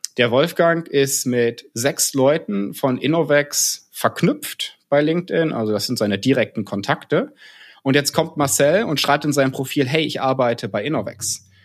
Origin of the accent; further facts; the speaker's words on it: North Rhine-Westphalia, Germany; moved away as an adult; also born or lived in Karlsruhe; now in Cologne, Germany; da ich tatsächlich aus Westfalen komme.